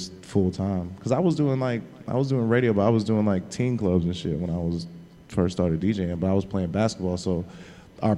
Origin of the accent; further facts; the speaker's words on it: Cleveland, Ohio, United States; also born or lived in Alabama / Memphis, Tennessee / New York / Louisville, Kentucky; now in Miami, United States; I am a nigga from Cleveland